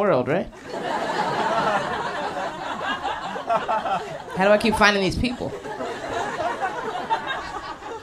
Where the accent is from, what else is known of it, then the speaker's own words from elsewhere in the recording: Philadelphia, Pennsylvania, United States; moved away as an adult; now in New York, United States; I've been in New York a couple years, but I'm from Philly originally